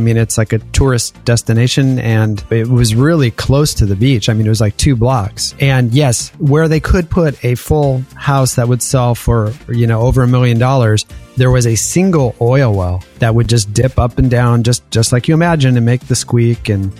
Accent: Toledo, Ohio, United States; moved away; I was born in Toledo, Ohio

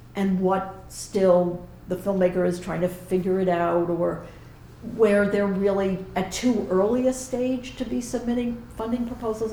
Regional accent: New York, United States; moved away as an adult; now in Edinburgh, United Kingdom; a Jew from New York

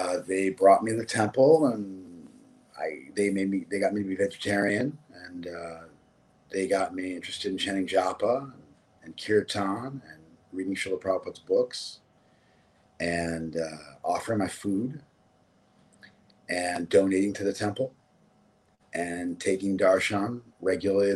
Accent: Los Angeles, California, United States; I was born and raised in Los Angeles, and I grew up in West

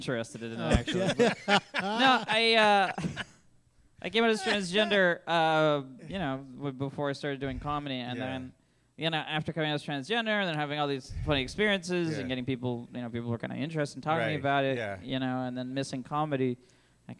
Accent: New Hampshire, United States; moved away as an adult; also born or lived in Boston; I am from New Hampshire. Mm-hmm. That's where I grew up.

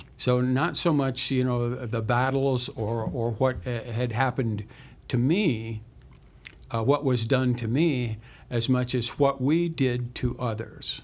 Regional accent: Central Illinois, United States; we were from a small town uh, Central Illinois

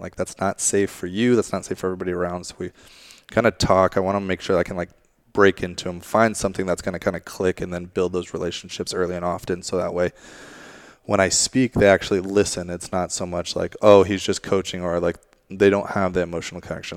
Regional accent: Monterey, California, United States; moved away as an adult; also born or lived in England; now in San Jose, United States; I'm originally from Monterey area. Uh, my family moved relocated there from England eventually.

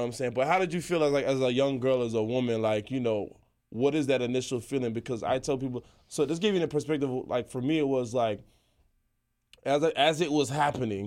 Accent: Charlotte, North Carolina, United States; growing up in Charlotte

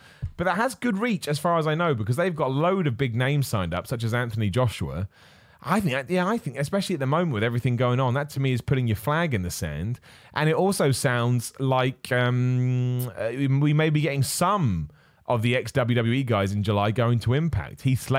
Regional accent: Australia; I'm also biased as I'm an Aussie and Aussie.

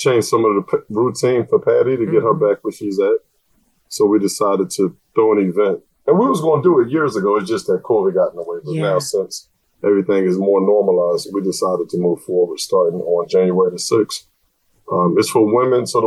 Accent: United States; the U.S.

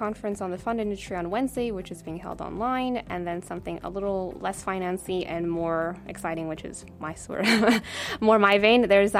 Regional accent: California, United States; now in Luxembourg; I'm from California

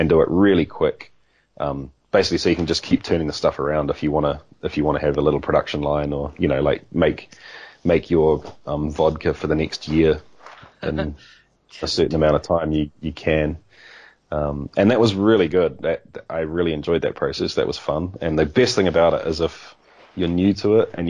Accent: New Zealand; also born or lived in Australia; I was born in Australia, grew up in New Zealand with ties to other places too

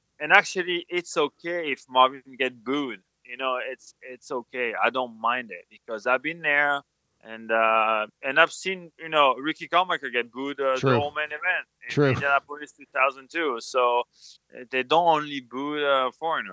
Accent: France; English is a second language; moved away as an adult; now in United States; we grew up in France

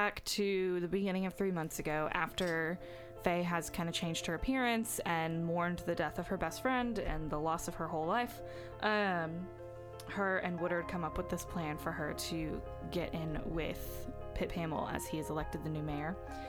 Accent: Texas, United States; And I am originally from Texas. And now I am here.

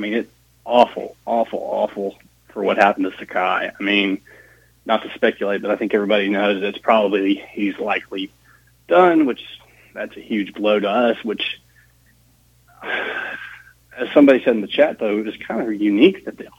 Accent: Murfreesboro, Tennessee, United States; now in Dallas, United States; I'm from Murfreesboro. I live here in Dallas, but big ball fan.

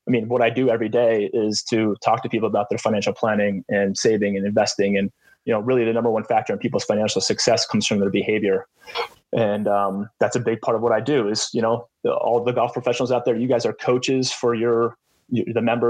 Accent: Pennsylvania, United States; moved away as an adult; also born or lived in Coastal Carolina University, South Carolina; I grew up in Pennsylvania, about an hour west of Philly

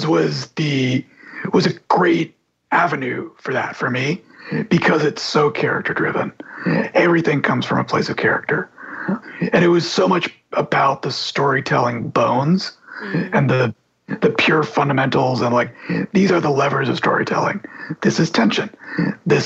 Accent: Texas, United States; a sports fan growing up in Texas

